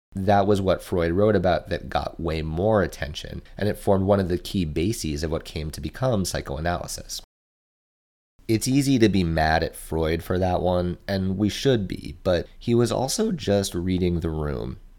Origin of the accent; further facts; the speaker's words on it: United States; we as American consumers